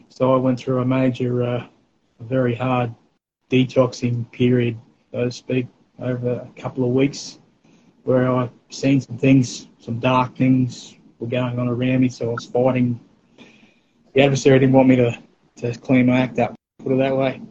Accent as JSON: {"language": "English", "area": "North Stradbroke Island", "region": "Queensland", "country": "Australia", "tie": "born or raised there", "said": "we eventually moved over there, probably around um, eleven, something like that. So all my teenage years and early uh, adulthood, I spent over there"}